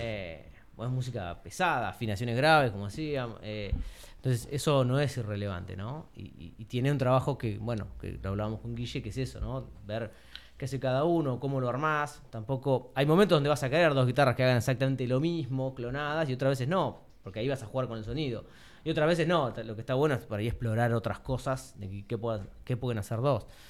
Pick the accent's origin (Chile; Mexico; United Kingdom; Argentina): Argentina; Tandil, Buenos Aires Province; moved away; yo soy de acá de Tandil, pero viví mucho tiempo en Buenos Aires y vine hace poco